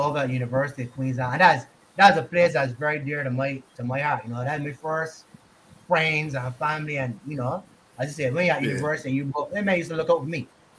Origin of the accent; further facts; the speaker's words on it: South Africa; He's from India. I'm just from South Africa, but Indian descent.